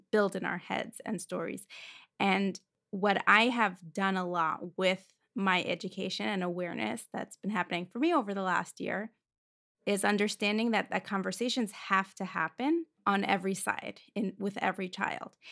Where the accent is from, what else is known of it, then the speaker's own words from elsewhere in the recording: Moscow, Russia; moved away; I grew up in Moscow, Russia.